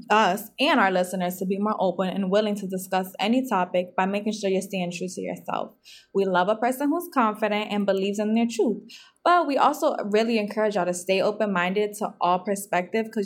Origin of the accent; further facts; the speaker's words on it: Boston, Massachusetts, United States; I'm 23 years old. I'm Puerto Rican, Boston born and raised